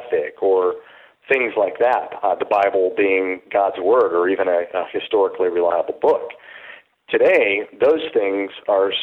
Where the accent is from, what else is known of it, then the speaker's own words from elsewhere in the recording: Utah, United States; I grew up in Utah as a seventh generation Mormon